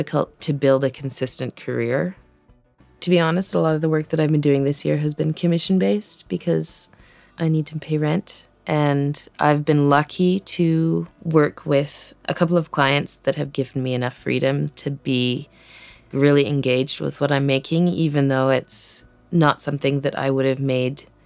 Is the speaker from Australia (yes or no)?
no; Burns Lake, British Columbia, Canada; also born or lived in Cape Town, South Africa; I grew up in Burns Lake, which is like a tiny little town in northern BC in the middle of nowhere